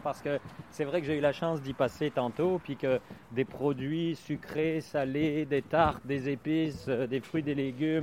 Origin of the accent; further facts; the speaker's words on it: Belgium; also born or lived in Quebec; now in Canada; je suis né en Belgique